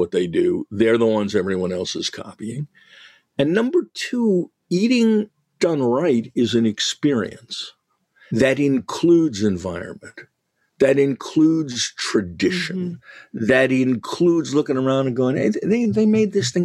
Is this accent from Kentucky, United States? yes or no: no; Western Massachusetts, United States; I grew up in Western Mass